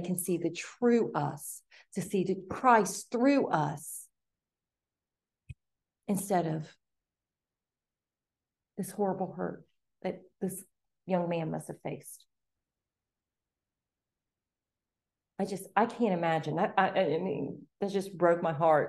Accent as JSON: {"language": "English", "region": "the North", "country": "United States", "moved": "yes", "said": "I'm that overeducated Yankee, okay? Because I have higher education degrees and I'm from the North"}